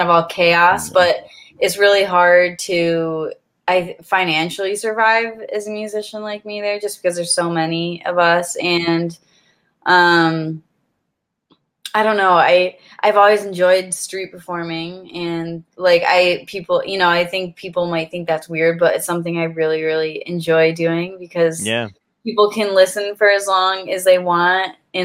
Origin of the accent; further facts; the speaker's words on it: near Ann Arbor, Michigan, United States; moved away; my sister and I we're both musicians, and we grew up in Michigan, close to a Ann Arbor, Michigan